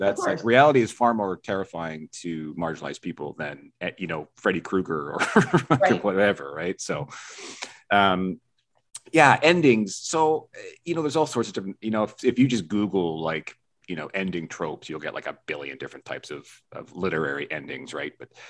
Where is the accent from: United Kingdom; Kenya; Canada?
Canada; Vancouver Island, British Columbia; I was born on the West Coast. I was born in Vancouver Island, so I'm born in the water too.